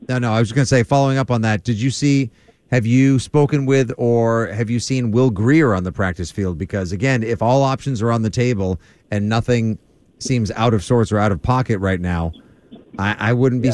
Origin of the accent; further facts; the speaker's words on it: South Shore, Massachusetts, United States; I'm from the South Shore. We only swear at people we care about.